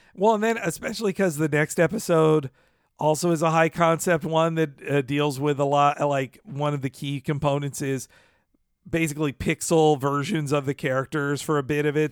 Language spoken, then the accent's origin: English; United States; as an American